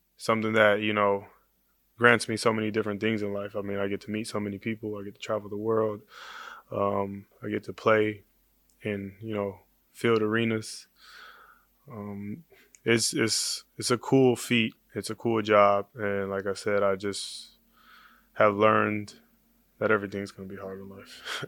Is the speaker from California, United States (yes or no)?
yes; Oakland, California, United States; I grew up in Oakland